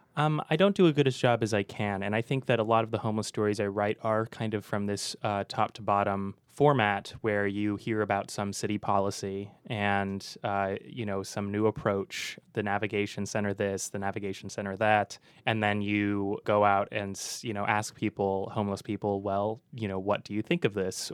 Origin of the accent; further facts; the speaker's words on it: Walnut Creek, California, United States; also born or lived in Concord, California; I grew up in Concord and Walnut Creek